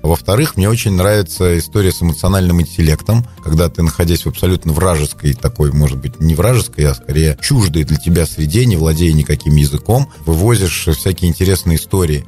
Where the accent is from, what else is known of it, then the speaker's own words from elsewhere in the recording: Kopyly village, Selizharovo District, Tver Oblast, Russia; я вырос в деревне Сележаровского района, деревне Копылы